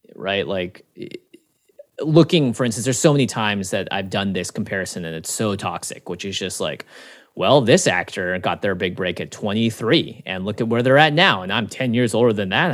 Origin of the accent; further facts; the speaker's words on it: Seattle, Washington, United States; 'cause I grew up in Seattle